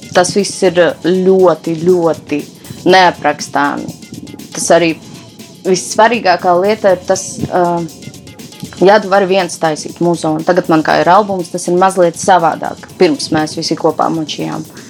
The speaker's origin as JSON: {"language": "Latvian", "town": "Rēzekne", "region": "Latgale", "country": "Latvia", "said": "es esmu meita no Rēzeknes, no Latvijas"}